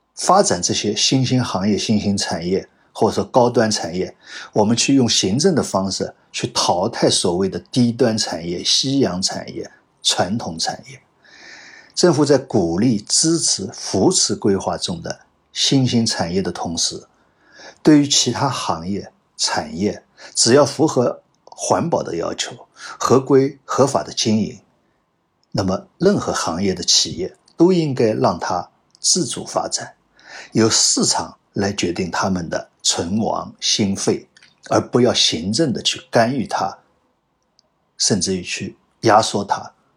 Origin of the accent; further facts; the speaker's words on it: China; 我们中国人